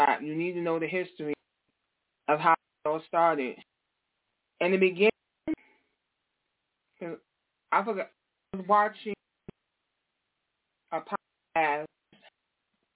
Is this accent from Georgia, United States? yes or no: no; New York, United States; I'm from New York